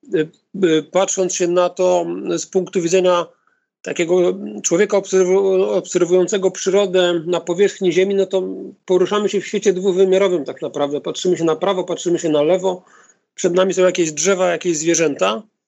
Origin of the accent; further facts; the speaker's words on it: Gdynia, Pomeranian Voivodeship, Poland; Mieszkam od urodzenia w Gdyni, e, w odległości 200 metrów od plaży